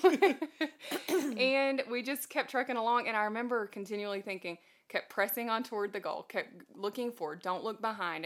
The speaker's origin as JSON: {"language": "English", "region": "Texas", "country": "United States", "also_born_or_lived": "Tennessee", "moved": "as an adult", "said": "I'm never leaving Texas. We are originally from Texas"}